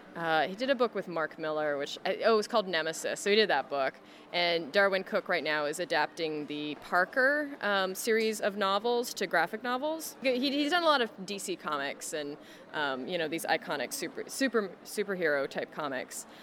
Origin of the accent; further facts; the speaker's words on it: Canada; as a Canadian